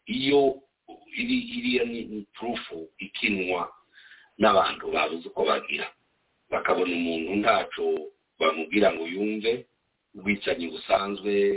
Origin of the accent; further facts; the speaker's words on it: DR Congo; now in United States; turi abanyekongo